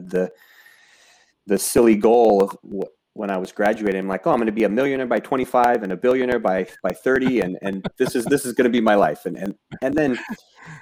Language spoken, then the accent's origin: English; Southern California, United States; I grew up in Southern California as kind of your typical Southern California kid